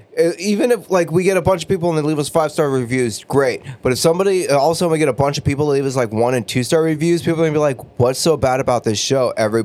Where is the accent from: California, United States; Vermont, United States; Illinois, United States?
California, United States; Southern; now in Bay Area, United States; Because I'm from Southern California, and I haven't had a great burrito since moving up here.